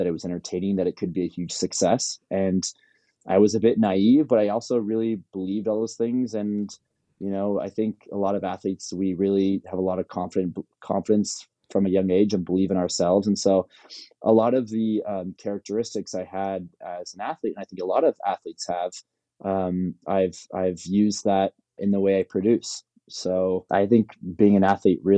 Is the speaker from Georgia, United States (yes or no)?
no; Palos Verdes, California, United States; I'm from Palos Verdes.